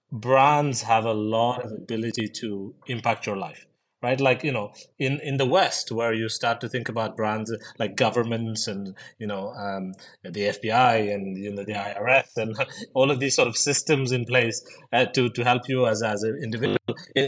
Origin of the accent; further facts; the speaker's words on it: India; I grew up in India most of my life, was a bit of a, as you guys in the US call it, like an army brat. So moved around quite a lot of places and, lots of schools and all of these things.